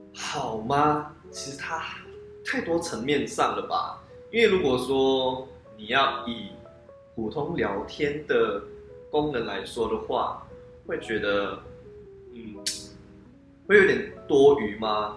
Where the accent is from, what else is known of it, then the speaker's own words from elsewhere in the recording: George Town, Penang, Malaysia; 那我是来自马来西亚槟城的